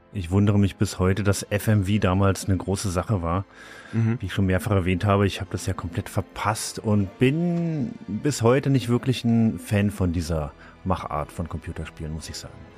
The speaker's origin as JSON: {"language": "German", "country": "Germany", "said": "als Deutscher"}